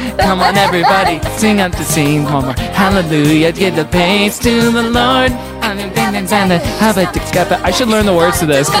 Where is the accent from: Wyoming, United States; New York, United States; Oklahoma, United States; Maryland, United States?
Oklahoma, United States; moved away; did you know that both of us are from Oklahoma?